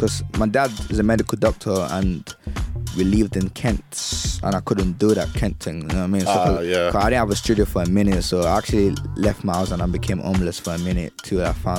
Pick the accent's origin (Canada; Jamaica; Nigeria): Nigeria; Ibadan, Oyo; moved away as an adult; also born or lived in Lagos / Sagamu, Ogun State; now in London, United Kingdom; I grew up in Ibadan, but I'm not from Ibadan.